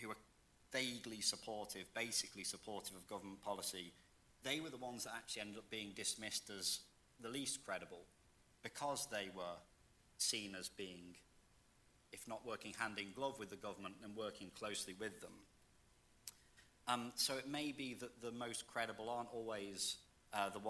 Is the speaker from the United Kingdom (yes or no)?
yes; United Kingdom; moved away; I'm from the UK originally